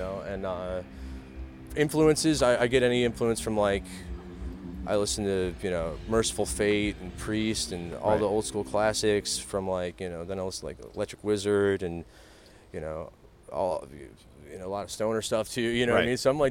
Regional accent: Cleveland, Ohio, United States; moved away as an adult; also born or lived in Austin, Texas; I'm from Cleveland originally

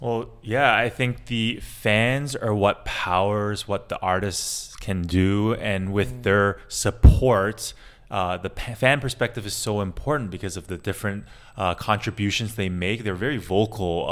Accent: Canada; moved away as an adult; also born or lived in Asia; I'm actually Canadian Chinese, uh, and I've actually been in Asia for the last 15 years

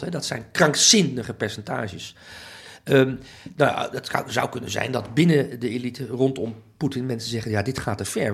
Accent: Amsterdam, North Holland, Netherlands; ik ben Nederlander, ik voel me ook een Nederlandse patriot. En dat is toch vooral bij mij, denk ik, gevoed door, oké, Amsterdam, dat voelen me ook, Amsterdammer

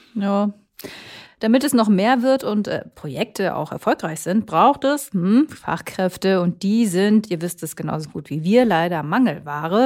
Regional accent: Minden, North Rhine-Westphalia, Germany; Ich komme nämlich aus OWL und sogar aus minden

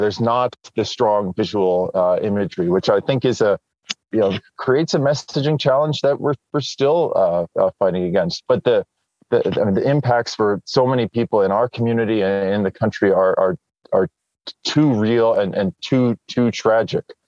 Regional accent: New Jersey, United States; I grew up in New Jersey

